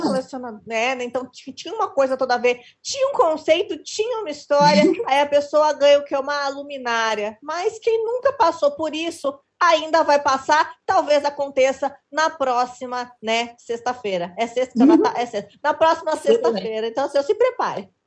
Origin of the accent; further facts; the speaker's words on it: Rio Grande do Sul, Brazil; Eu sou gaúcho, moro no interior do Rio Grande do Sul